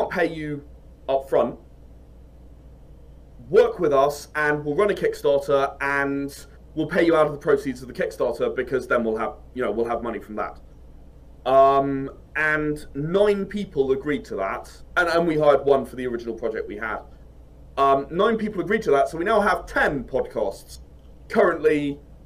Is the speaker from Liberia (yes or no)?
no; United Kingdom; I'm British